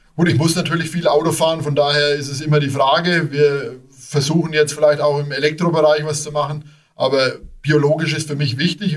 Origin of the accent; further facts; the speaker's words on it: Großbardorf, Bavaria, Germany; moved away as an adult; now in Nüdlingen, Germany; bin geboren in Großbadorf, habe dort ganz, ganz viele Jahre gespielt